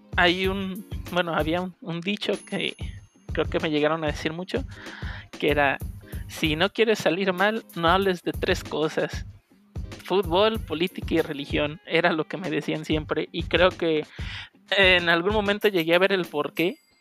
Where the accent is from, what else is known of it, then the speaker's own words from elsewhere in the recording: Tepic, Nayarit, Mexico; also born or lived in Guadalajara; yo nací en Tepic